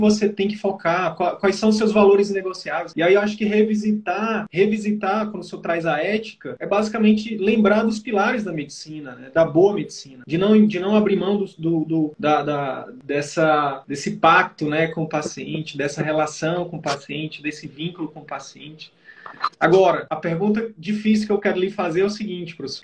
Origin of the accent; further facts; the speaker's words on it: Piauí, Brazil; eu sou do Nordeste, tá, professor? Eu sou do Piauí